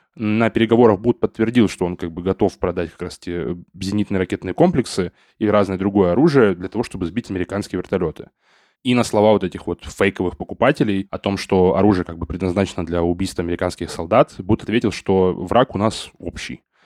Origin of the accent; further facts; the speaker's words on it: Saint Petersburg, Russia; как петербуржец